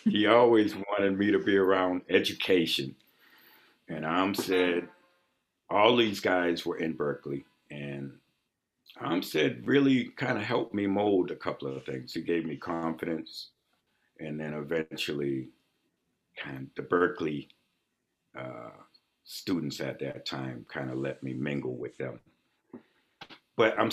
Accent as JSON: {"language": "English", "town": "Boston", "region": "Massachusetts", "country": "United States", "tie": "born or raised there", "said": "growing up in Mattapan"}